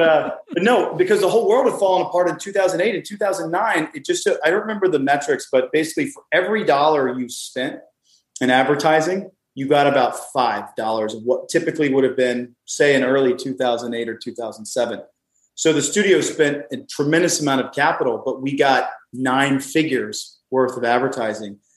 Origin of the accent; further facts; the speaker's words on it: the South, United States; I grew up with mint juleps just because I'm from the South